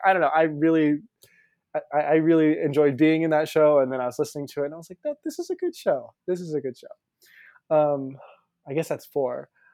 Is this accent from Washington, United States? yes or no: no; Pensacola, Florida, United States; moved away as an adult; now in New York City, United States; I grew up in Pensacola, Florida, but my parents are both teachers and they're both Brazilian